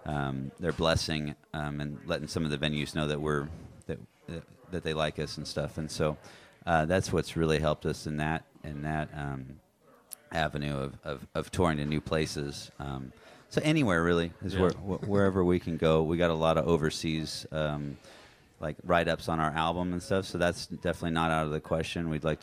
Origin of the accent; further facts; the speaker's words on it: Helix, Oregon, United States; now in Boise, United States; Me and my brothers, Thomas and Jason, the bass and drummer, are my brothers, and we grew up outside of Pendleton, Oregon, in a little town called Helix